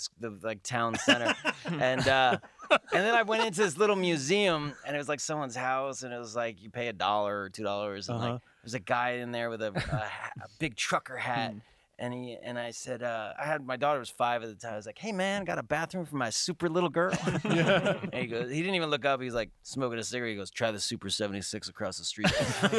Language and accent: English; New York, United States; now in Los Angeles, United States; I grew up in New York.